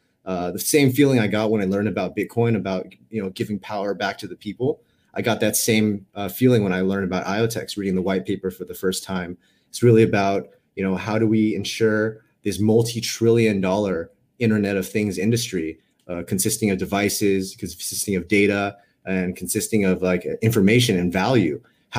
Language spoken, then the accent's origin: English; Los Angeles, California, United States; also born or lived in New York; now in San Francisco, United States; Based in San Francisco, but I've been a California kid my whole life. Grew up in Los Angeles. Had like an 8-year stint on the East Coast for school and my first job in New York. But now here in the Bay Area.